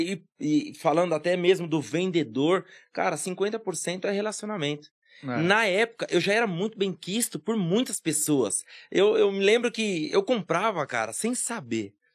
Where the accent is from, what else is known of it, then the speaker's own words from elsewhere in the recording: Guarulhos, São Paulo, Brazil; eu nasci aqui em Guarulhos mesmo, no bairro do Vila Barros